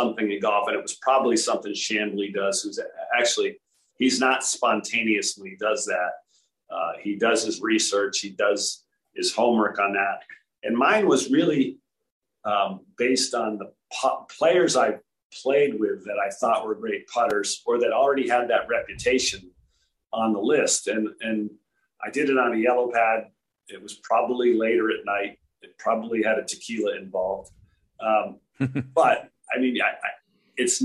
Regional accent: Rhode Island, United States; growing up in Rhode Island, I was a half an hour away from Titleist headquarters

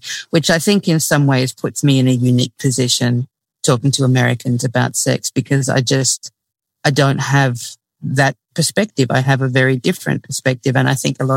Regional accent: Australia; now in United States; I grew up in Australia, so I didn't have the extreme religious stuff that goes on in the US

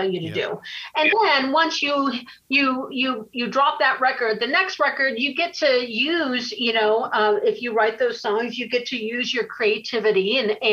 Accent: Los Angeles, California, United States; I was raised here in Hollywood

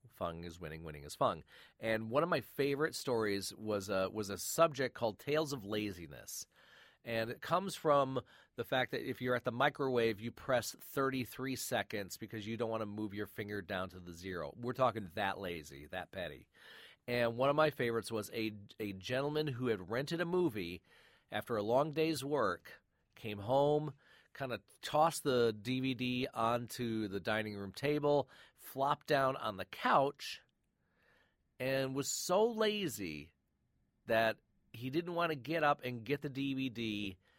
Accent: Michigan, United States; I grew up in Michigan

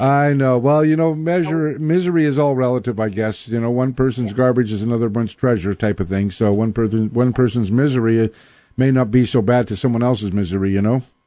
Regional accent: Winnipeg, Manitoba, Canada; now in Seattle, United States; I grew up in Winnipeg

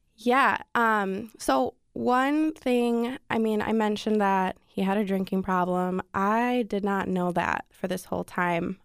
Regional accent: Wisconsin, United States; moved away; I'm from Wisconsin

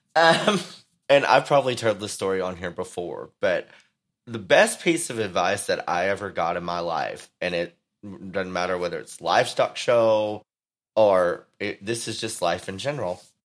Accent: Texas, United States; my home state

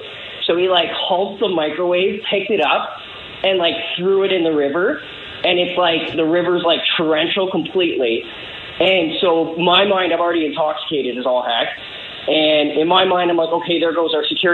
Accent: Canada; I'm from Canada

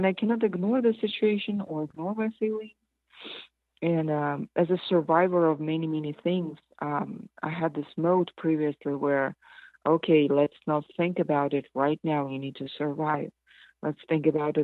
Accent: Kazakhstan; moved away; When I was 7, I'm from Kazakhstan, but we were part of Soviet Union

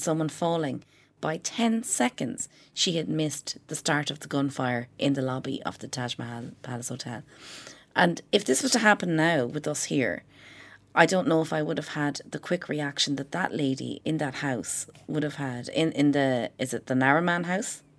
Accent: Ireland; we're from Ireland

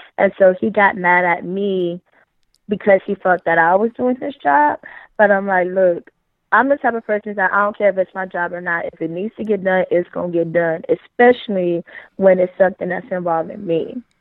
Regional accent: Oakland, California, United States; also born or lived in Los Angeles, California; now in Arizona, United States; I'm from Oakland in L

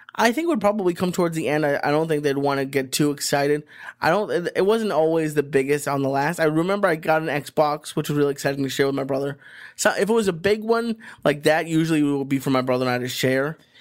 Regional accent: Boston, Massachusetts, United States; moved away; where I grew up in Boston

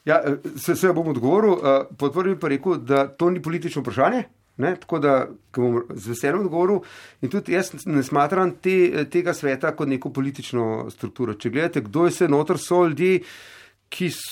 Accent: Slovenia

